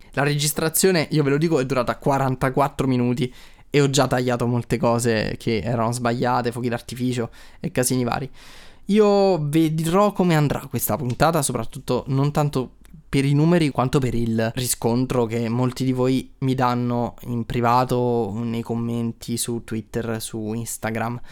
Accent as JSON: {"language": "Italian", "town": "Naples", "region": "Campania", "country": "Italy", "said": "io sono di Napoli"}